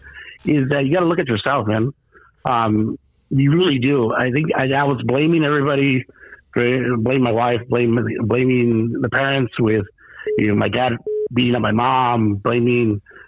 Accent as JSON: {"language": "English", "town": "Los Angeles", "region": "California", "country": "United States", "tie": "born or raised there", "moved": "yes", "lives_now": "Sonora, Mexico", "said": "I'm born and raised in East LA."}